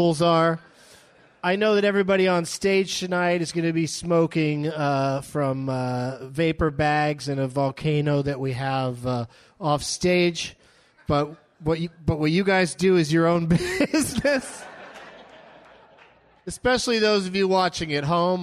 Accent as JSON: {"language": "English", "town": "San Diego", "region": "California", "country": "United States", "tie": "born or raised there", "moved": "yes", "said": "I grew up in San Diego"}